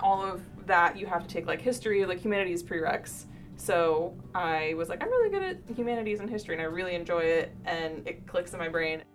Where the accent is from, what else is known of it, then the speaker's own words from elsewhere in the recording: Ocala, Florida, United States; I'm from Ocala.